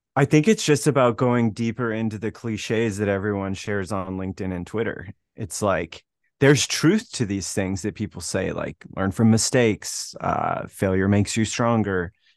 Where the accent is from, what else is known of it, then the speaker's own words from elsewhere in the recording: Wyoming, United States; moved away as an adult; from a small town in Wyoming